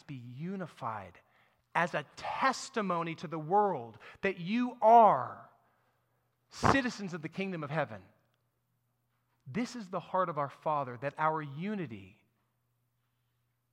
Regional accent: United States; I'm an American in the 21st century

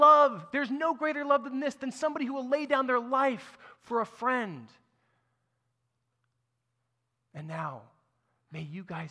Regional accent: United States; I'm an American in the 21st century

